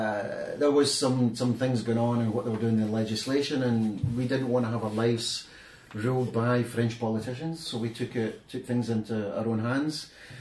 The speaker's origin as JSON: {"language": "English", "area": "Ayrshire", "region": "west coast of Scotland", "country": "United Kingdom", "moved": "yes", "lives_now": "Zhuhai, China", "said": "I'm from Scotland, the west coast of Scotland in Ayrshire."}